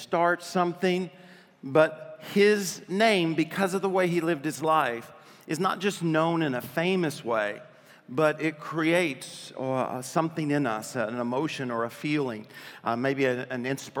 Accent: Adrian, Michigan, United States; born there; also born or lived in Arkansas; I was born in Adrian, Michigan, and when I was born, my dad, I guess, talked my mom into naming me … my dad was from Arkansas. And when we moved to Arkansas

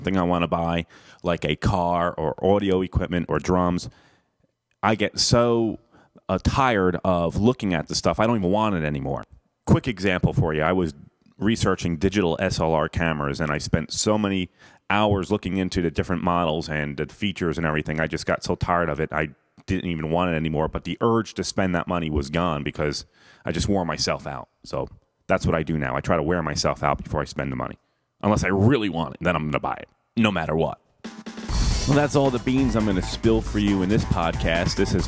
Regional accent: Clark, New Jersey, United States; moved away as an adult; now in Tampa, United States; My hometown is Clark, New Jersey, and I'm pretty embarrassed to admit that, but that is where I went to high school.

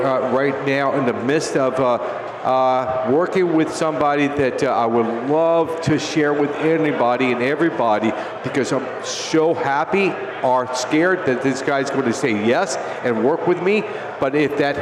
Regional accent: Tampa, Florida, United States; Florida. Where in Florida? Tampa

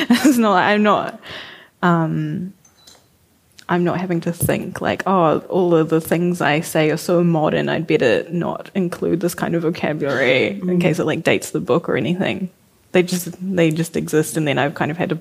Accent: Auckland, New Zealand; I used to write in the food court at Lynn Mall in New Lynn when I was a teenager because, like, I'm from West Auckland

